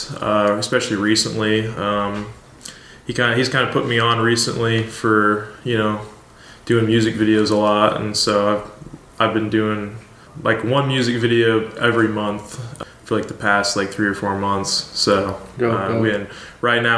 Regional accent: Iowa, United States; I grew up in Iowa my whole life

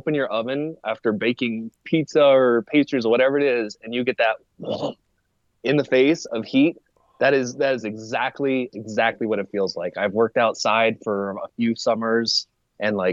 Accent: Arizona, United States; I was born and raised in Arizona

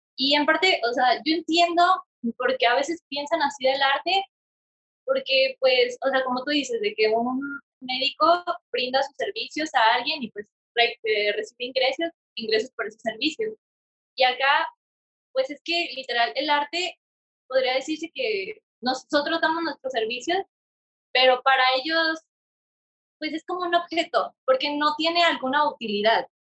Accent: Mexico; nosotros mexicanos, porque éramos, fuimos como 20 estudiantes mexicanos.

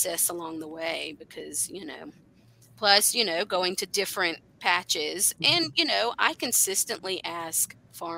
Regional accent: South Carolina, United States; now in Appalachia, United States; I grew up in South Carolina

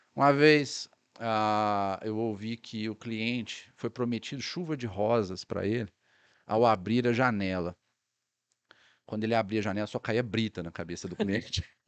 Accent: Sacramento, Minas Gerais, Brazil; minha cidade natal, né? Que é Sacramento

